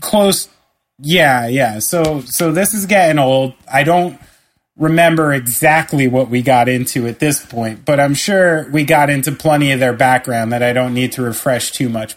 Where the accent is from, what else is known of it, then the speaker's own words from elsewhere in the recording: New Jersey, United States; I'm immensely proud to be from the state of New Jersey.